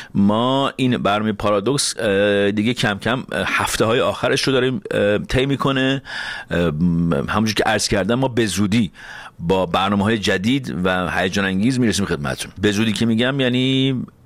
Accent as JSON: {"language": "Persian", "country": "Iran", "tie": "born or raised there", "moved": "yes", "said": "تا وقتی ایران بودم"}